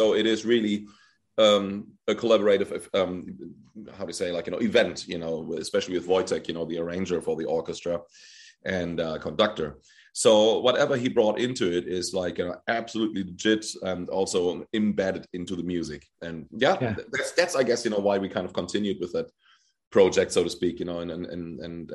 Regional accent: Germany; I was born in Germany and raised, and my mom is half Polish

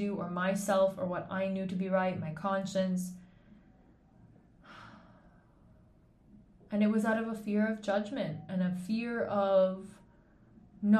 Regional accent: Canada; moved away as an adult; also born or lived in Switzerland; I'm Canadian

